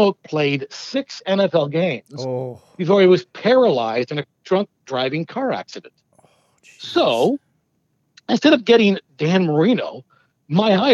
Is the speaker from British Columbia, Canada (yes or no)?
no; London, Ontario, Canada; I grew up in London, Ontario